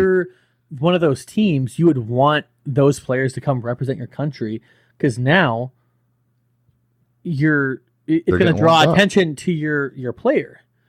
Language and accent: English; Cuba; I'm from Cuba. I don't really watch baseball, but I like my country, so I'm going to pay attention.